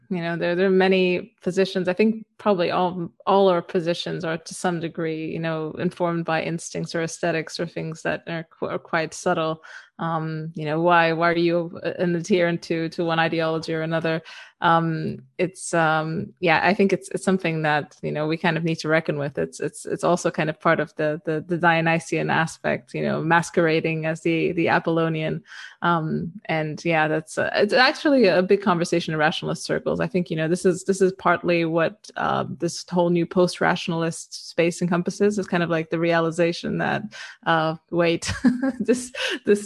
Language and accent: English; Romania; moved away as an adult; also born or lived in the West; I grew up in Eastern Europe. I lived here until I was about 18, and then I moved to the West